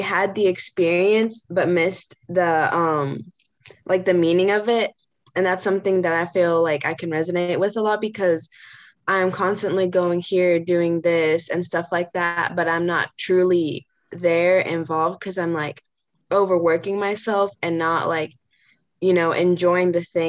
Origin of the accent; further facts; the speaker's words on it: Heber Springs, Arkansas, United States; moved away as an adult; now in Kansas City, United States; I'm from Heber Springs, Arkansas, so a really small town way away from Kansas City.